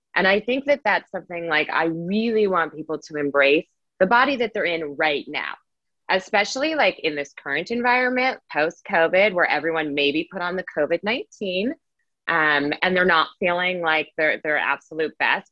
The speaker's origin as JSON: {"language": "English", "town": "Las Vegas", "region": "Nevada", "country": "United States", "tie": "born or raised there", "said": "I was born and raised in Las Vegas, Nevada."}